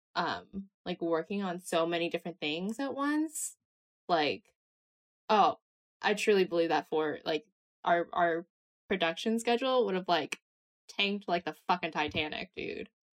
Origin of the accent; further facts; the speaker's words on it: Bay Area, California, United States; I am from California in the Bay Area.